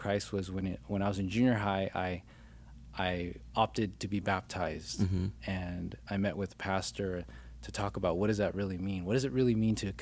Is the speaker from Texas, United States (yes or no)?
no; Glendale, California, United States; also born or lived in Orange County, California / San Gabriel Valley, California; I actually grew up in Glendale, and then in high school, I moved to Orange County